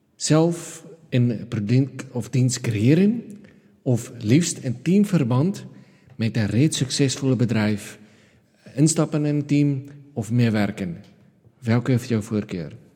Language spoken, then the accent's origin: Dutch; South Africa; moved away; Zuid-Afrikaanse taal in Zuid-Afrika, land waar ik vandaan kom